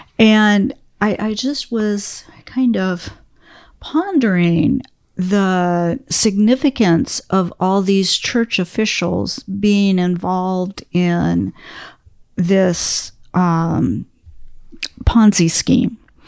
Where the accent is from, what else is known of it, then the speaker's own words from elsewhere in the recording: Washington, District of Columbia, United States; I grew up in Washington, D.C. in the 1960s.